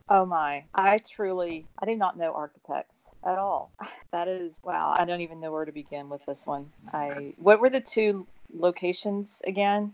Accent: Tennessee, United States; I am a lifelong Tennessean, currently living in Spring Hill, Tennessee

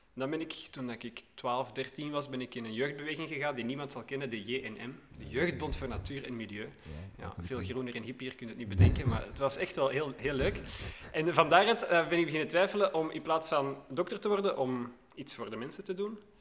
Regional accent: Hoboken, Flanders, Belgium; also born or lived in Sint-Niklaas; now in Borgerhout, Belgium; Opgegroeid in Hoboken

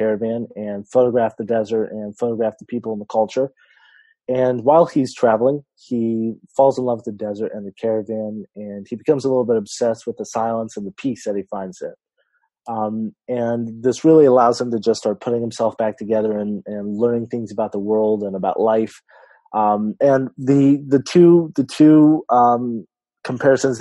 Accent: California, United States; I'm an author from California

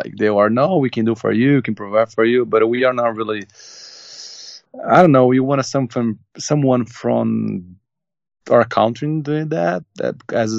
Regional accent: São Paulo, Brazil; we come from Brazil and São Paulo. We are from São Paulo

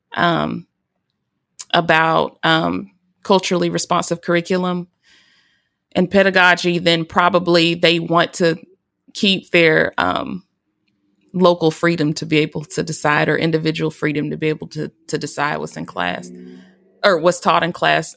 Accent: Alabama, United States; majority of my education was in my home state of Alabama

